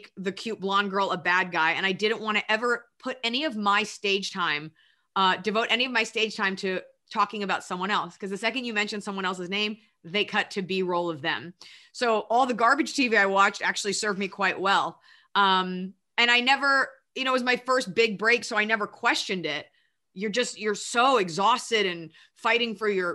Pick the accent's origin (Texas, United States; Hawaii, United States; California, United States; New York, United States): Texas, United States; Dallas; I'm from Dallas, Texas